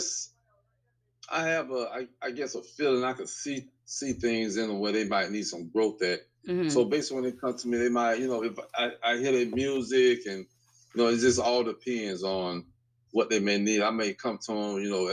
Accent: Tampa, Florida, United States; I grew up here in Tampa. I'm 52 years old. I grew up here in Tampa. I grew up in Tampa Park.

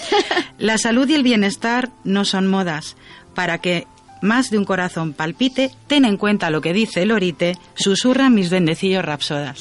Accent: Community of Madrid, Spain; moved away as an adult; also born or lived in Zamora province; yo soy madrileña, dejé la provincia de Madrid, me fui a la provincia de Zamora

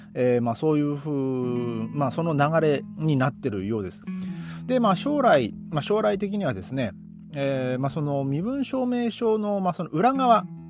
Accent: Japan; now in Germany; 僕ね、日本人

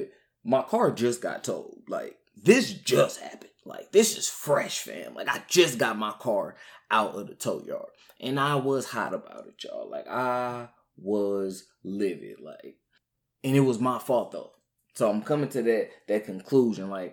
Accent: St. Louis, Missouri, United States; I'm from St. Louis

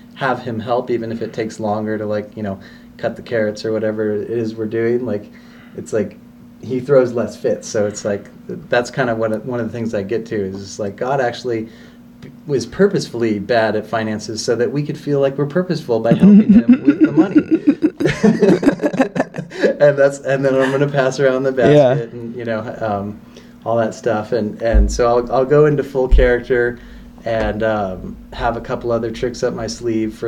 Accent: Corralitos, California, United States; moved away; I grew up in a really small town in the south part of the county called Corralitos

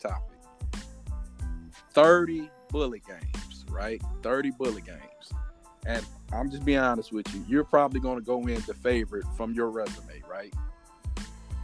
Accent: Detroit, Michigan, United States; I'm from Detroit.

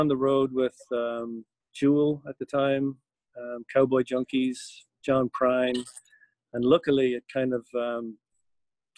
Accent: Ireland; moved away as an adult; also born or lived in New York / Providence, Rhode Island / Canada / California; now in Athens, United States; I'm from Ireland originally, and I moved to the States in about 1987

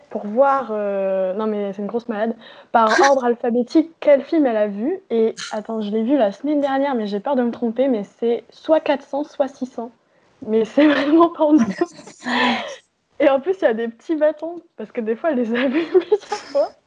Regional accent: Normandy, France; born there; Parce que je suis née en Normandie.

